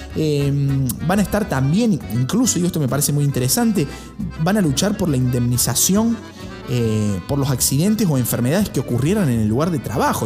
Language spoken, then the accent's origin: Spanish; Argentina